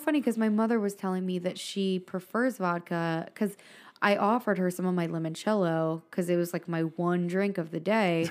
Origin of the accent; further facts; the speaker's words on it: Philadelphia, Pennsylvania, United States; moved away; I'm from Philly